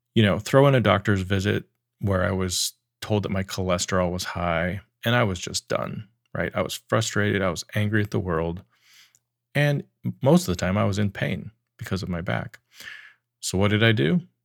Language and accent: English; Wyoming, United States; I grew up in Wyoming